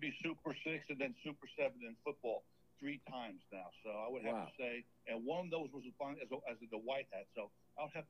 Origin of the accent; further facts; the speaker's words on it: New York, United States; moved away as an adult; now in Enterprise, United States; I grew up in New York. I came down here with the military